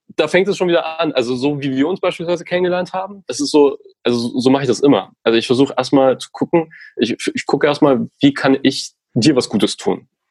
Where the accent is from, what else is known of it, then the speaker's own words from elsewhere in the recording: Hof, Bavaria, Germany; bei einer Lokalzeitung gearbeitet in meiner Heimatstadt in Hof, ganz im Norden von Bayern